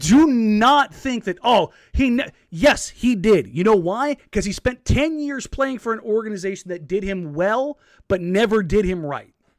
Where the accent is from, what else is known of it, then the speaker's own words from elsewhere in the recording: Los Angeles, California, United States; moved away; I'm from L